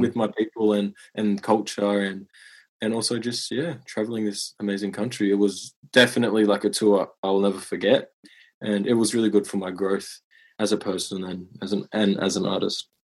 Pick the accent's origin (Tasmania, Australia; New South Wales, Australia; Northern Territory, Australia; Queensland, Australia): New South Wales, Australia; Moama; I grew up in a small country town on the border of New South Wales and Victoria called Moama